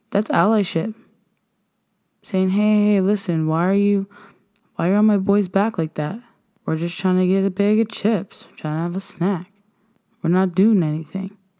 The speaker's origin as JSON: {"language": "English", "region": "Nova Scotia", "country": "Canada", "said": "we are African Nova Scotians"}